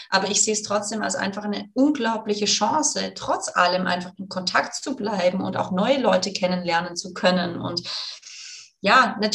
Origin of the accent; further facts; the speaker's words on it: Baden-Württemberg, Germany; born there; accent: Swabian; ich bin übrigens gebürtige Schwäbin, das heißt, ich muss das jetzt Schwäbisch schwätzen.